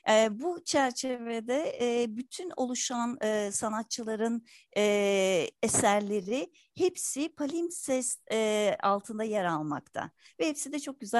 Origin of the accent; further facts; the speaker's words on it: Istanbul, Turkey; Dediğiniz gibi 1967 İstanbul Kurtuluş doğumluyum. Çocukluğum Kurtuluş'ta geçti. Halen de Şişli bölgesinde yaşıyorum.